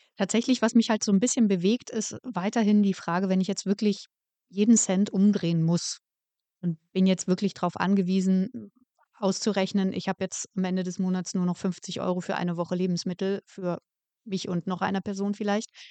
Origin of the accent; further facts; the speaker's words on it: Berlin, Germany; Ich komme ja aus Berlin